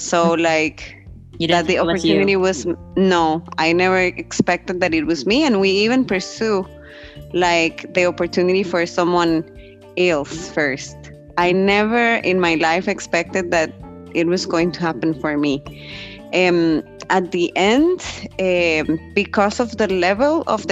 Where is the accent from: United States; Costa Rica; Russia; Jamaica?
Costa Rica; moved away as an adult; now in Berlin, Germany; I'm from Costa Rica.